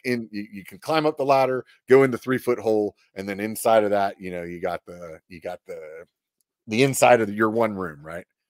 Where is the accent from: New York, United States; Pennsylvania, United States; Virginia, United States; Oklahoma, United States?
Pennsylvania, United States; also born or lived in Southern California; now in California, United States; I grew up in Pennsylvania